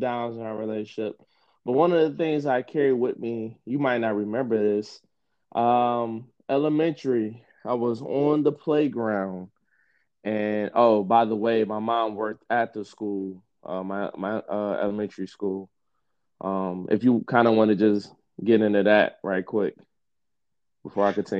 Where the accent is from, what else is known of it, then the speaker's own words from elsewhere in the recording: Detroit, Michigan, United States; growing up in Detroit